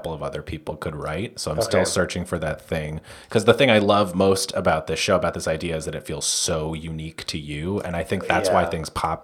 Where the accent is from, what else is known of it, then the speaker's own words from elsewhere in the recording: New York, United States; I'm from, I'm from here. I'm not from Manhattan, but I'm from here enough that like, I love it